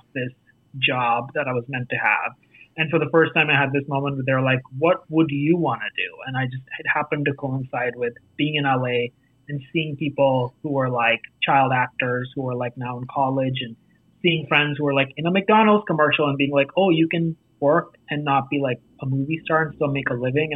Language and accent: English; New Delhi, Delhi, India; accent: Indian; moved away as an adult; also born or lived in Los Angeles; now in United States; I grew up in India